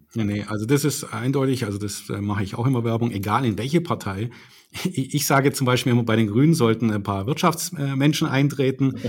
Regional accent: Baden-Württemberg, Germany; hier bei uns in Baden-Württemberg

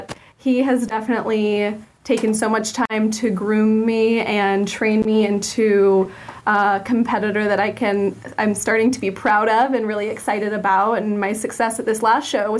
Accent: Williston, Florida, United States; I grew up in Williston, Florida, born and raised, and left for college

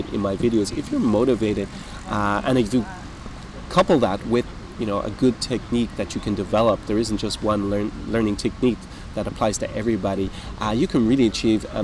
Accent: Ireland; I'm Irish-British. I was born in Ireland

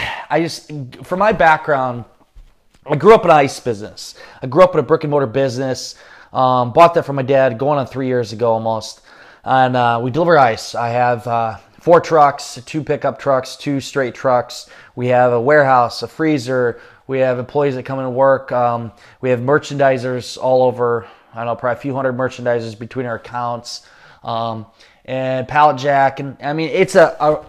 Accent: Northeast Iowa, United States; I'm from Northeast Iowa, small town

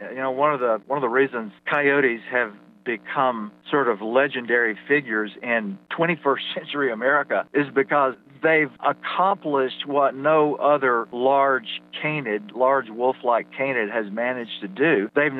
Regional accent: Louisiana, United States; moved away as an adult; also born or lived in Texas / Montana; now in Santa Fe, United States; since I was 12, 13, 14 years old, growing up in Louisiana.

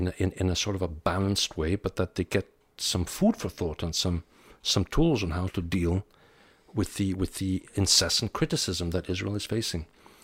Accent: DR Congo; born there; also born or lived in Pakistan / Vienna, Austria; I was born in the Belgian Congo. I lived in Pakistan for a couple of years. We went to Vienna.

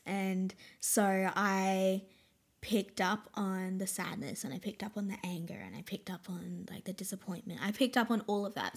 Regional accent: Brisbane, Queensland, Australia; also born or lived in Caboolture, Queensland / Snowy Mountains, New South Wales; I was born in Caboolture

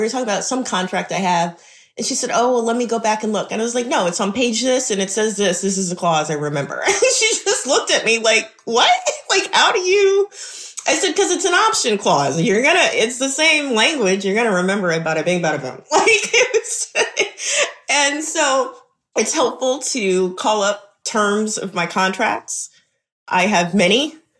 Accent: Memphis, Tennessee, United States; So, you know, I'm from Memphis. I'm always gonna get excited about music. that's all we do here.

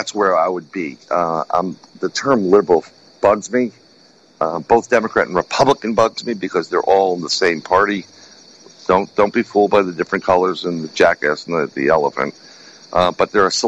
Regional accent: New York City, New York, United States; growing up in New York City, we're born and raised and I still live there.

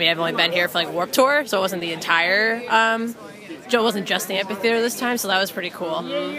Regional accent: New York, United States; now in Massachusetts, United States; I'm originally from New York, moved to Mass, went to UMass, and here I am, first … concert.

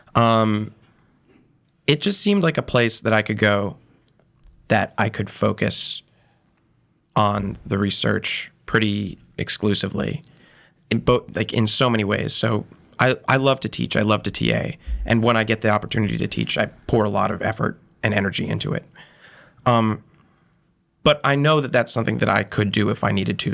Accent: Monterey, Massachusetts, United States; moved away as an adult; also born or lived in Providence, Rhode Island; now in New York, United States; I'm from Monterey, Massachusetts, town of, like, a thousand people. And, uh, I, I grew up there, essentially

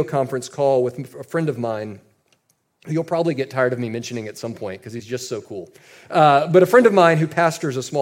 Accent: United States; us as Americans

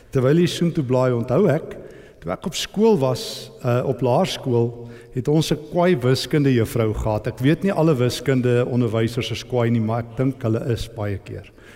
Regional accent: East Rand, Gauteng, South Africa; ek kom van die Oosrand af

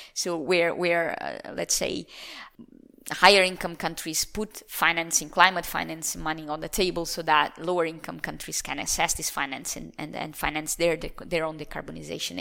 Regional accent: Lisbon, Portugal; moved away; Lisbon is the city where I was born

